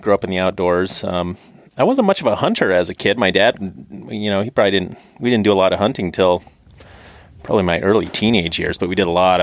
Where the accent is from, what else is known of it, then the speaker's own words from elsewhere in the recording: Astoria, Oregon, United States; moved away; originally I was from Oregon, kind of grew up on the coast right at Astoria